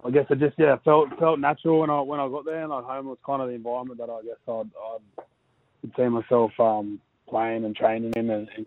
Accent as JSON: {"language": "English", "town": "Blacktown", "region": "New South Wales", "country": "Australia", "tie": "born or raised there", "lives_now": "Manly, Australia"}